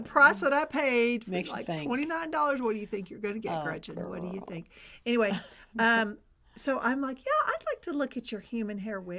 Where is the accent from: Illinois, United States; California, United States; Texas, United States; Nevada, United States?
Texas, United States; I'm from Texas